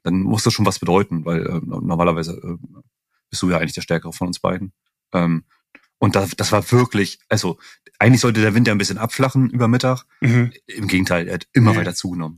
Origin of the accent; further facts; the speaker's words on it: northeastern Germany, Germany; ich komme ja aus dem Nordosten